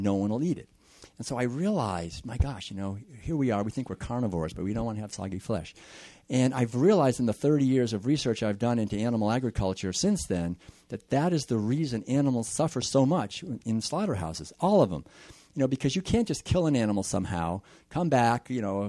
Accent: Concord, Massachusetts, United States; I was born and raised in Concord, Massachusetts back in the 50s

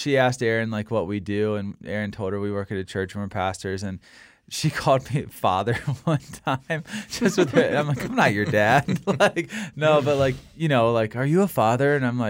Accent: Virginia, United States; Like as a Christian, I grew up in Virginia, which is a relatively conservative state. And when I go back home, I'm probably considered the most liberal person like my family's ever been around in the world.

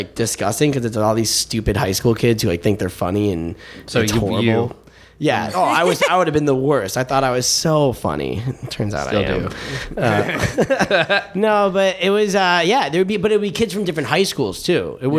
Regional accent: Brookfield, Illinois, United States; I'm from Brookfield.

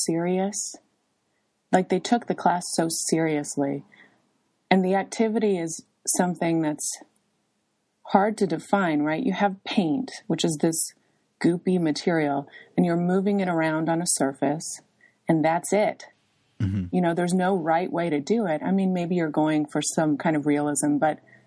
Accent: Ohio, United States; moved away as an adult; also born or lived in Alaska / New York; now in Lincoln, United States; I grew up in Ohio from age six until I left for college at 18, and it was a small town

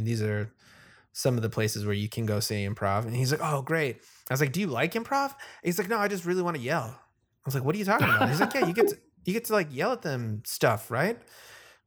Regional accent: Chicago, Illinois, United States; I was from Chicago

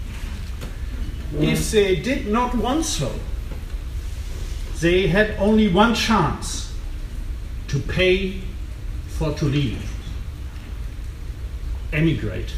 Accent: Rhineland, Germany; I come from the Rhineland

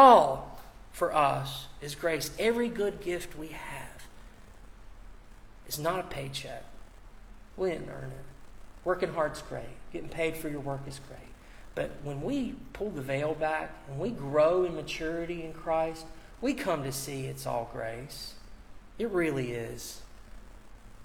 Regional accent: United States; as an American. I've imbibed, as someone who grew up here, has lived here, all the values

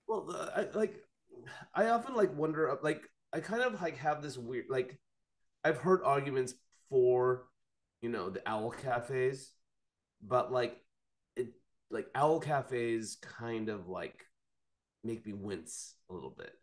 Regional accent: Fresno, California, United States; I grew up in Fresno

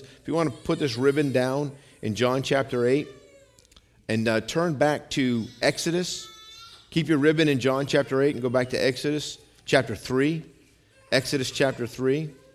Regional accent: United States

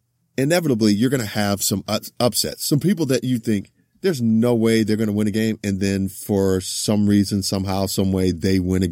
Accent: Los Angeles, California, United States; also born or lived in Houston; growing up in Los Angeles, huge SC Trojans fan

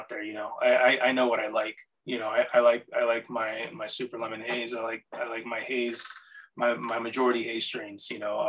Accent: Puerto Rico; also born or lived in North Carolina; I'm from Puerto Rico. I've lived in a lot of different places, and I just recently moved up from North Carolina.

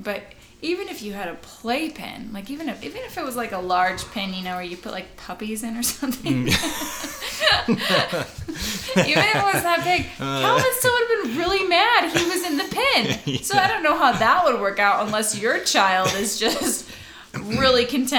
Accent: Canada; I grew up in Canada.

